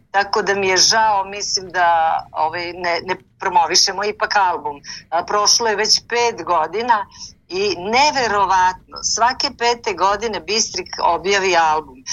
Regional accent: Niš, Nišava District, Serbia; u Nišu, to ću vam Divno. otkriti, u mom rodnom gradu.

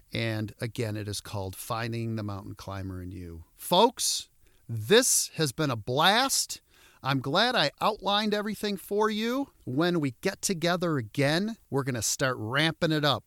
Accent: Royal Oak, Michigan, United States; I grew up in Royal Oak

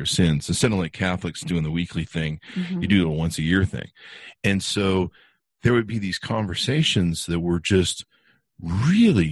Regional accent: Utah, United States; I grew up in Utah, in my teens

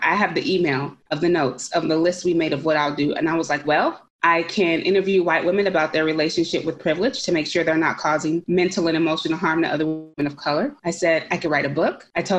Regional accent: Concord, California, United States; And I grew up in Concord, California. And I remember that this was the last place that I experienced some peace and happiness.

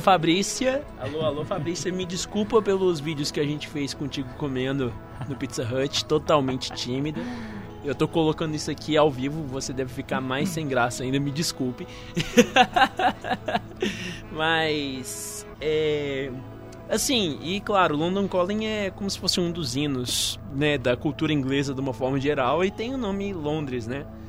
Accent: Patos de Minas, Minas Gerais, Brazil; nós dois somos de Patos de Minas, né? Uma cidade que assim, direto e reto não tinha muita coisa pra gente fazer.

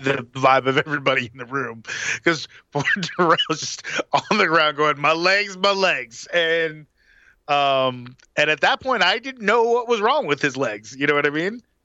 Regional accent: Atlanta, Georgia, United States; it's my hometown

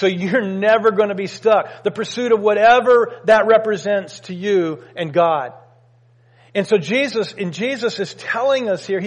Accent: United States; we as Americans

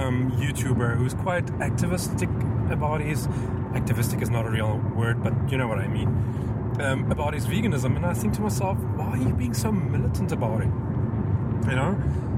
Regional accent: South Africa; moved away; I'm South African, well, I was South African.

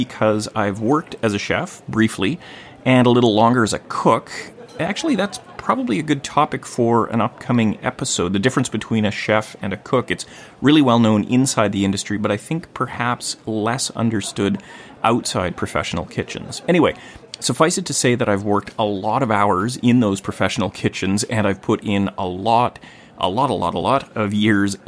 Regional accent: Gibsons, British Columbia, Canada; my hometown of Gibsons, BC on the Sunshine Coast

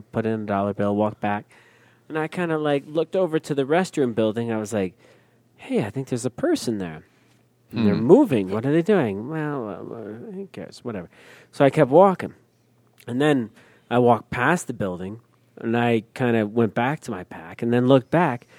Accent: Northeast, United States; I'm from the Northeast

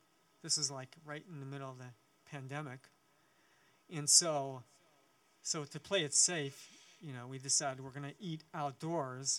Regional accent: Western Kentucky, United States; moved away; I was in Western Kentucky. It's actually it's close to Nashville

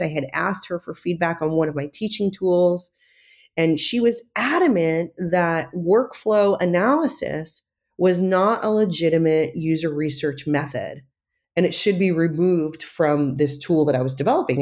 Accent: New York, United States; now in San Francisco, United States; I grew up right outside of Manhattan

